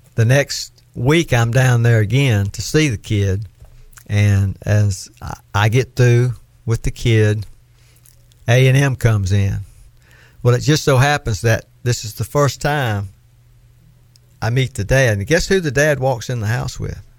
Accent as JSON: {"language": "English", "region": "Florida", "country": "United States", "accent": "southern", "said": "I was from Florida"}